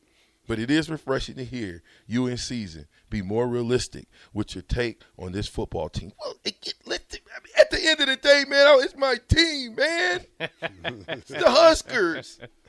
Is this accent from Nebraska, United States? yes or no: yes; Nebraska, United States; I say I'm from Nebraska, of course they're looking at me like, y'all got black people in Nebraska? Yeah, we got black people in Nebraska.